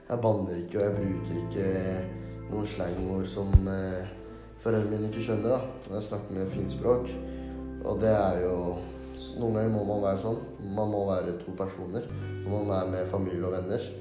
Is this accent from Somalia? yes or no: yes; Somalia; now in Norway; Men jeg har jo bodd i Norge i nå ti år og har norsk statsborgerskap. Som vil si at jeg egentlig er norsk, men pga. min bakgrunn og kultur så vil jeg si meg selv som